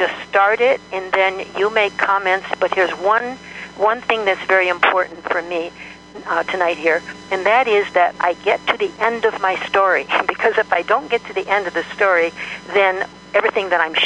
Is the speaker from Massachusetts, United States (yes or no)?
no; Michigan, United States; moved away as an adult; now in Kamiah, United States; I'm originally from Michigan.